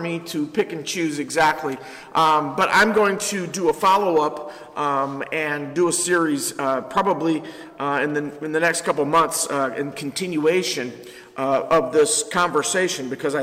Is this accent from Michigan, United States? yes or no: yes; Ypsilanti, Michigan, United States; I've been born and raised in Ypsilanti, and I love Ypsilanti